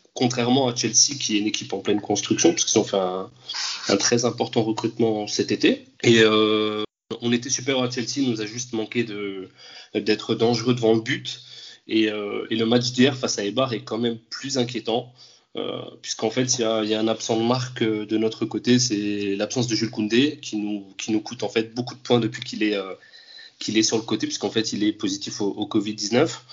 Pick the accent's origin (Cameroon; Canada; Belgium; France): France; also born or lived in Andalusia; bien que j'ai grandi en France, donc moi n'ai pas grandi en Espagne